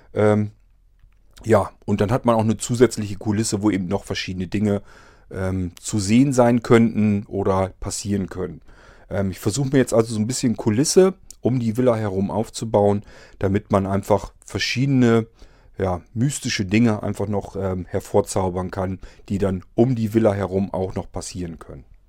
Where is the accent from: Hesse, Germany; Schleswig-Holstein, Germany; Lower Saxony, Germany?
Lower Saxony, Germany; Barenburg; dort, wo ich aufgewachsen bin